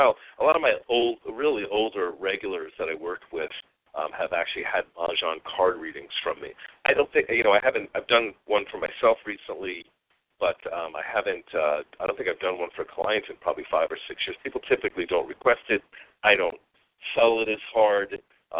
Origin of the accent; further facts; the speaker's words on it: Long Island, New York, United States; I grew up on Long Island in New York